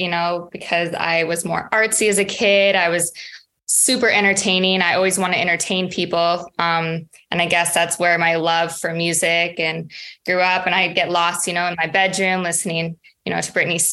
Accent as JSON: {"language": "English", "region": "Saskatchewan", "country": "Canada", "tie": "born or raised there", "moved": "yes", "lives_now": "Los Angeles, United States", "said": "I'm from a very small prairie town village in Saskatchewan, Canada, which is right above North Dakota"}